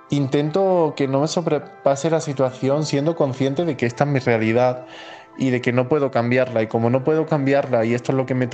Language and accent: Spanish; Spain; moved away as an adult; now in Mexico; y, soy un español que viajó eh, a México el 11 de marzo.